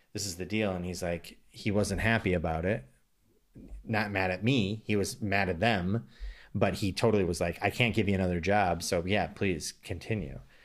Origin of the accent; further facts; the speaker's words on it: United States; now in Los Angeles, United States; as an American